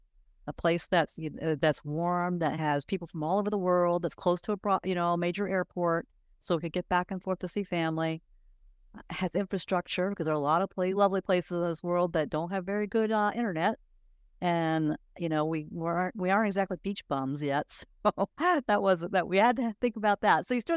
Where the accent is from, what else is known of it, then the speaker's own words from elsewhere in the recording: South Carolina, United States; moved away as an adult; also born or lived in New Orleans, Louisiana / Pennsylvania; now in Mexico; I lived in Louisiana for 6 years after college. I lived in New Orleans, but I grew up in South Carolina.